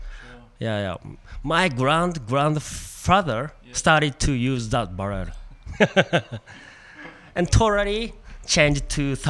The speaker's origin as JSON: {"language": "English", "region": "Aichi", "country": "Japan", "second_language": "English", "said": "I'm from Japan, Aichi."}